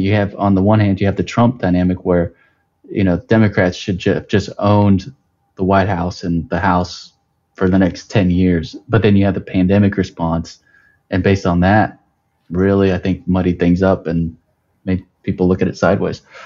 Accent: Texas, United States; I grew up in Texas

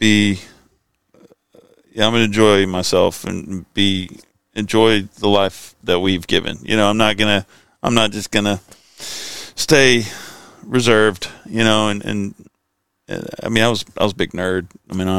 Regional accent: Sherman, Texas, United States; also born or lived in Texarkana / Nashville, Arkansas; then we moved to Sherman, Texas. So that's where I kind of did most of my raising up

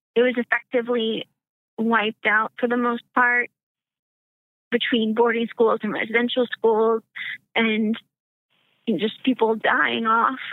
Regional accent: Arkansas, United States; moved away; I'm originally from the South, um, Arkansas specifically.

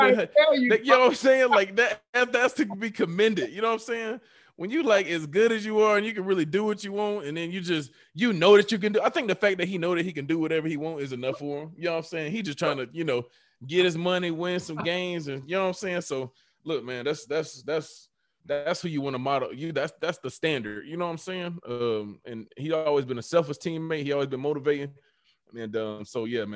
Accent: Atlanta, Georgia, United States; also born or lived in Conyers, Georgia; Me growing up in Atlanta

